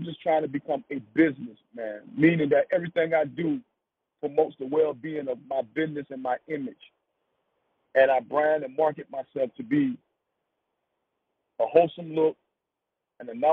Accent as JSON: {"language": "English", "town": "Wilmington", "region": "North Carolina", "country": "United States", "tie": "born or raised there", "said": "I'm from Wilmington, North Carolina, a small city. And in the time of my coming up, our city was hit with the drug epidemic"}